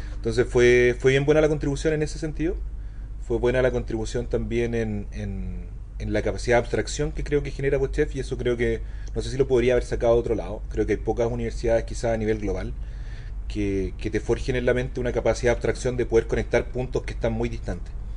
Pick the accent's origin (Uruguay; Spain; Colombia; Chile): Chile; Maipú, Santiago Metropolitan Region; yo soy un niñito maipú que cacha re poco